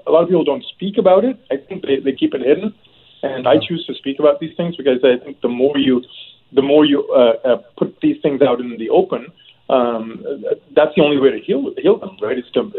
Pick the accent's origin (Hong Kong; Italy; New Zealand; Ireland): Hong Kong; now in Canada; I immigrated from Hong Kong in 1989 with my family, and I was ecstatic. I hadn't, you know, Hong Kong was under British rule at that time, so there was no real elected government.